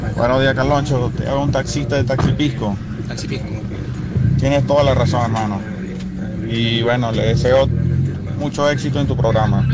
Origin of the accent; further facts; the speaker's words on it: Venezuela; soy venezolano.